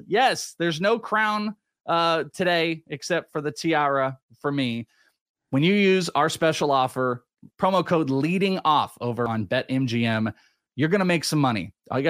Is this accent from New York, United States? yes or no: no; California, United States; Well, okay, but I'm just saying, like, Bay Area. I'm from the Bay Area.